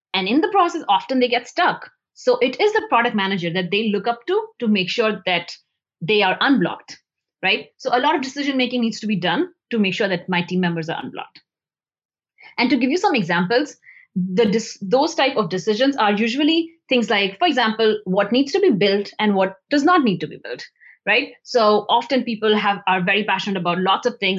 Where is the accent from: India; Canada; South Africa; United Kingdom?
India; moved away as an adult; also born or lived in New Delhi, India; I grew up in India